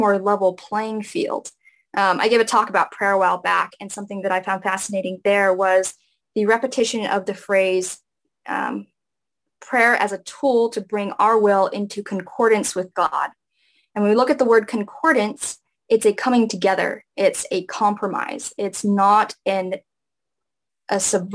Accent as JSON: {"language": "English", "region": "Hawaii", "country": "United States", "tie": "born or raised there", "said": "growing up in Hawaii and the Polynesian culture"}